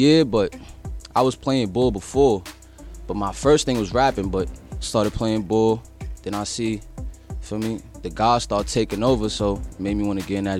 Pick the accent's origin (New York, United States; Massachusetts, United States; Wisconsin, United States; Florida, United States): New York, United States; New York City; I'm from Sugar Hill, Harlem.